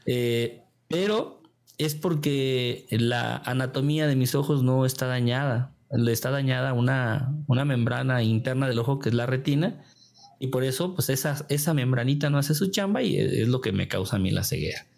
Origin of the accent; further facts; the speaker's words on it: Tequila, Jalisco, Mexico; trabajé pues en, mi pueblo, allá en Tequila, Jalisco